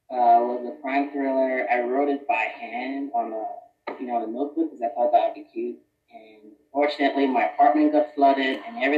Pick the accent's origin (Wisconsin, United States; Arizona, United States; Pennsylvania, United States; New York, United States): Pennsylvania, United States; Philadelphia; also born or lived in Oklahoma; now in Texas, United States; I'm from Philadelphia, but moved to Texas for work. I've actually moved around quite a bit.